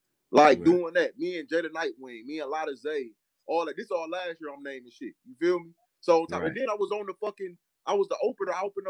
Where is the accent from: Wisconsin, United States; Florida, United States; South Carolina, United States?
Wisconsin, United States; Milwaukee; I come from Milwaukee, and I'm from Wisconsin